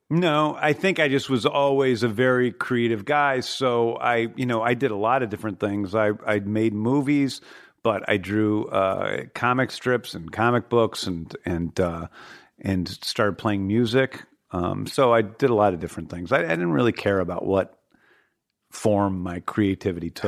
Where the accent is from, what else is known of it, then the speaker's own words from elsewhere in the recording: Manchester, Missouri, United States; also born or lived in St. Louis, Missouri; I grew up in Saint Louis, Missouri in the seventies